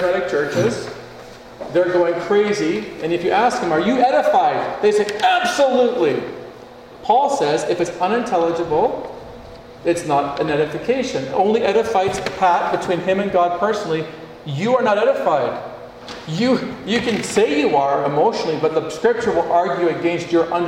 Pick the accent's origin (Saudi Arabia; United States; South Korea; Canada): Canada; Northwest Territories; I was born in the Northwest Territories